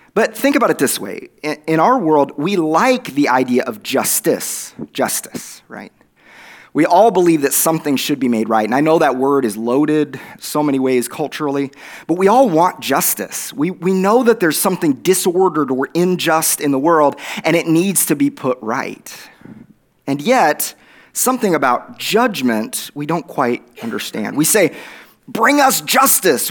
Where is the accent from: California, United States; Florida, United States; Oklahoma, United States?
Oklahoma, United States; accent: Oklahoma; my Oklahoma accent